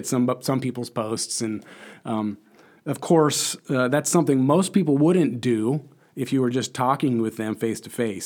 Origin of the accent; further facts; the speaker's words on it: Lincoln, Nebraska, United States; also born or lived in Chicago; I'm from Lincoln, Nebraska, born and raised, uh, right here